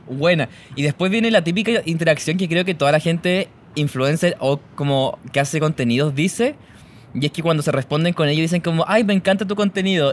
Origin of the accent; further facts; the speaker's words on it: El Monte, Santiago Metropolitan Region, Chile; yo soy de El Monte, que, pero siempre voy a decir Taragante, que es un pueblito